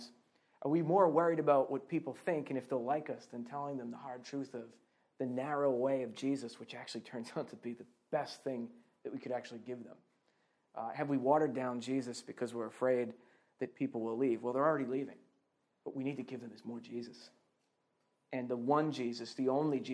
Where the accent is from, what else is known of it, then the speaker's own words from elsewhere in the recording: Boston, Massachusetts, United States; moved away as an adult; also born or lived in Scotland; I'm originally from Boston, Massachusetts